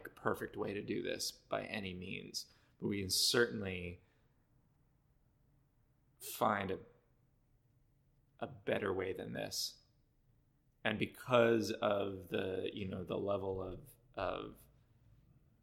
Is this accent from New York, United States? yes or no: no; Cleveland, Ohio, United States; now in Boston, United States; I grew up in Cleveland